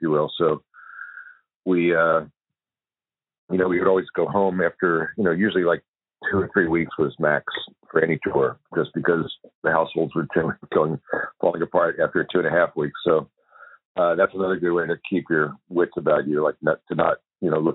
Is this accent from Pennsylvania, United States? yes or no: yes; Philadelphia, Pennsylvania, United States; moved away; also born or lived in Los Angeles; I grew up in Philadelphia